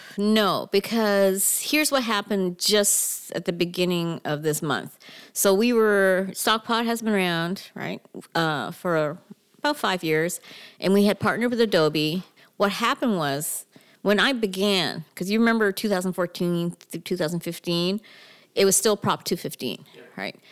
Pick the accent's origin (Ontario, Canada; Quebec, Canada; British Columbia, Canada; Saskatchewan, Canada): Ontario, Canada; Mississauga; moved away as an adult; also born or lived in Toronto; now in California, United States; I'm from Mississauga.